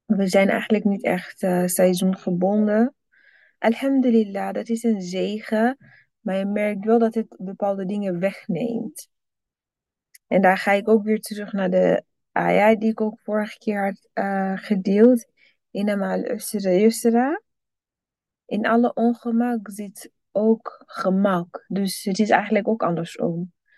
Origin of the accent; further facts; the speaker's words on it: Burundi; moved away; als kind in Burundi